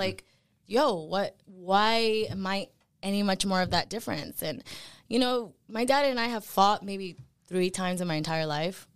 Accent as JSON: {"language": "English", "town": "Dallas", "region": "Texas", "country": "United States", "tie": "born or raised there", "first_language": "Spanish", "second_language": "English", "said": "I grew up in Dallas, Texas."}